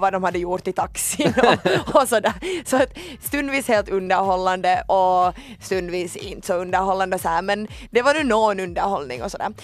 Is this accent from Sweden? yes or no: no; Finland; som finländare